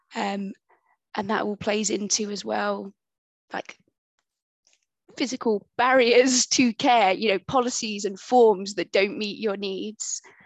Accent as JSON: {"language": "English", "country": "United Kingdom", "also_born_or_lived": "Bristol", "accent": "British", "said": "identify me as, as the British voice"}